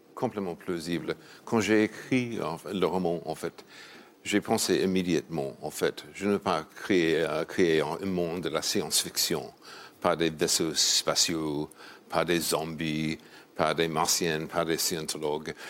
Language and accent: French; New York, United States; French is a second language; C'est New York, ma ville natale.